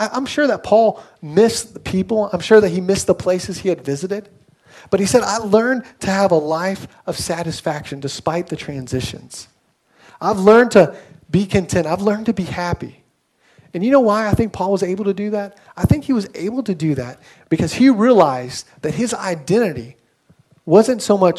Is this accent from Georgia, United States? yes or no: yes; Atlanta, Georgia, United States; moved away as an adult; also born or lived in Pennsylvania; now in Jersey City, United States; I was born and raised in Atlanta